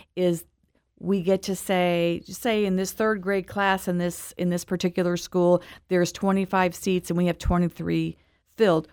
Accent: Webster Groves, Missouri, United States; moved away as an adult; also born or lived in East Coast; I grew up in Webster Groves, went to Mizzou

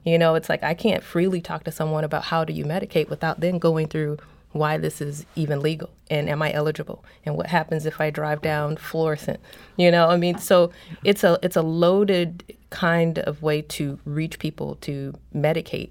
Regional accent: St. Louis, Missouri, United States; moved away as an adult; also born or lived in Toronto; I came to Saint Louis and I'm from Saint Louis. I came back to Saint Louis

